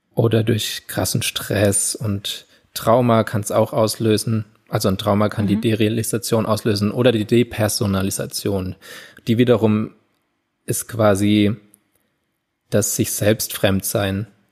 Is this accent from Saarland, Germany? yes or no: no; Landau, Rhineland-Palatinate, Germany; in Landau nie gab, wo ich aufgewachsen bin